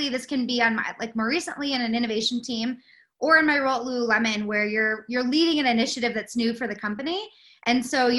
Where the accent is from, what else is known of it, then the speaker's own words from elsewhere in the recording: West Coast, United States; moved away as an adult; go back to the West Coast to work for a small retail startup called Spiritual Gangster that was based kind of in my hometown